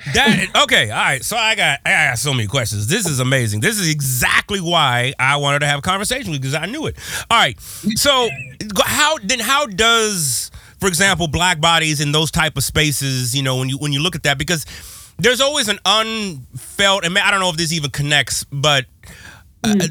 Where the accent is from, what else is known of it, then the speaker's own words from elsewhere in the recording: West Coast, United States; I'm from the West Coast